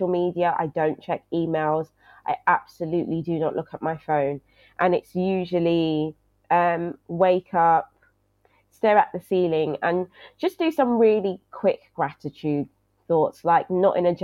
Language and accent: English; London, United Kingdom; I grew up in Brixton, South London